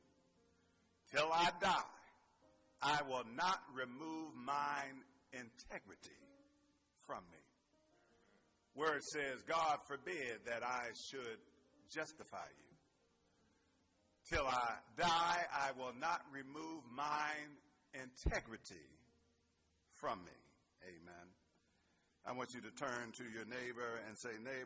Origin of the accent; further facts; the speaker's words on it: Pittsburgh, Pennsylvania, United States; I'm from Pittsburgh. Some of that Berg might come out in me.